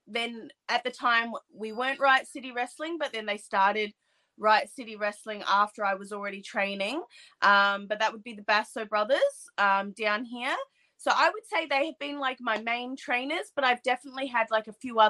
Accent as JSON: {"language": "English", "country": "Australia", "said": "I'm an Australian wrestler"}